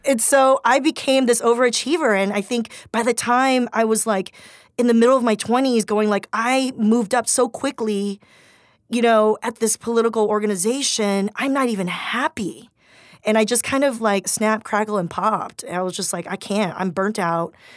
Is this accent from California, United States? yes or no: yes; Torrance, California, United States; moved away as an adult; also born or lived in Swarthmore, Pennsylvania; I grew up in Torrance near Gardena where it was majority, like, communities of color